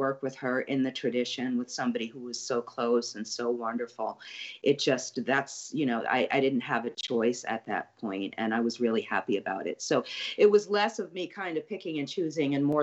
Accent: New York City, New York, United States; now in New Orleans, United States; I grew up in Brooklyn, right kind of on, you know, near the Verrazano Bridge

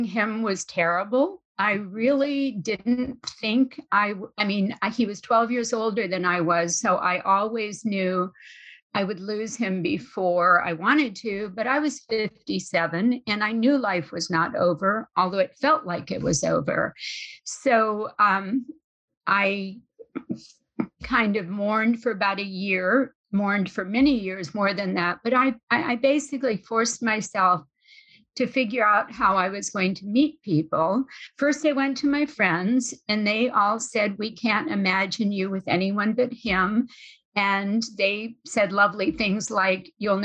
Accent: New Orleans, Louisiana, United States; moved away as an adult; also born or lived in Bay Area, California; I'm from New Orleans.

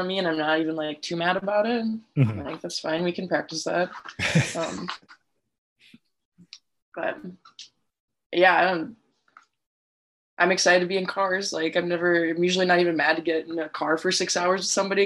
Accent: Wisconsin, United States; now in Minnesota, United States; I'm from Wisconsin originally

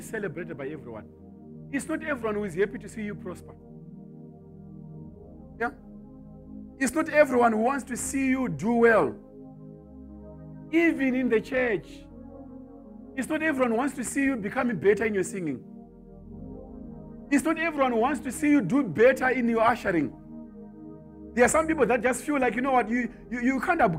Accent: Zimbabwe; Me, I come from Zimbabwe.

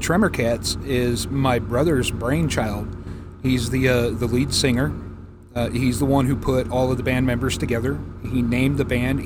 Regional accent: Manteca, California, United States; moved away; also born or lived in Beckley, West Virginia / San Diego, California / Colorado; I spent pretty much most of my life growing up in the San Joaquin Valley in Manteca, California

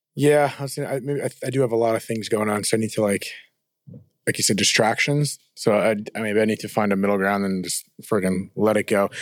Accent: New Jersey, United States; we're from Jersey.

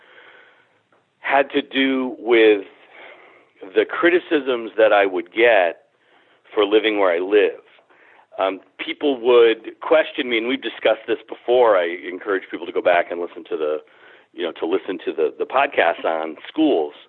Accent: Springfield, Massachusetts, United States; I feel about my hometown the way a lot of people feel about the United States. I don't feel a whole lot of patriotism. I'm different from a lot of people in that way. I guess what a lot of people feel in patriotism, I feel for my community. I feel it for Springfield

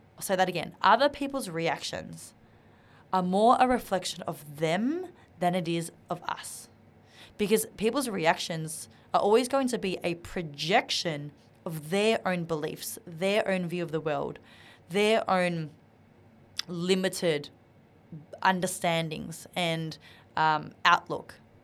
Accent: Australia; English is a second language; I was a, an Asian Australian growing up in Australia. I didn't know how to speak English properly

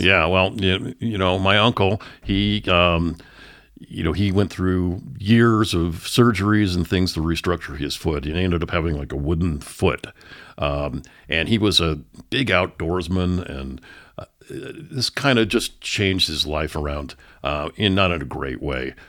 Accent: San Francisco Bay Area, California, United States; moved away as an adult; also born or lived in Oakland, California / San Lorenzo, California; now in Denver, United States; I grew up in the San Francisco Bay Area. I was born in Oakland, California

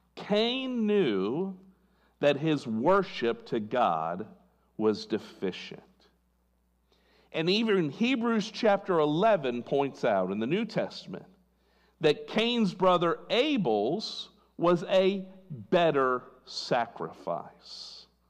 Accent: California, United States; I was born in California

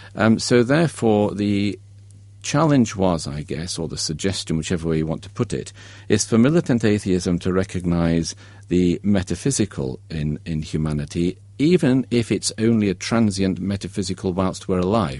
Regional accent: Derby, East Midlands, United Kingdom; I grew up in Derby, a grey industrial Midlands town

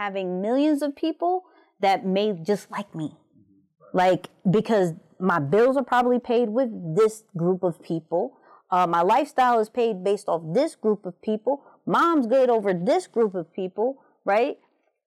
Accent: New York, United States; I'm from New York

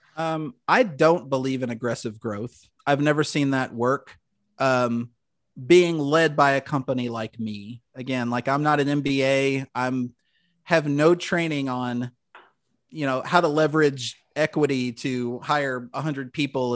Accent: Louisville, Kentucky, United States; born and raised in Louisville

